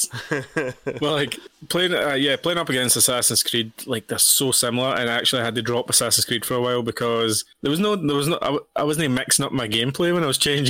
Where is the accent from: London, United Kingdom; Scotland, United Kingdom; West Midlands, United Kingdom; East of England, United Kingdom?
Scotland, United Kingdom; we're Scottish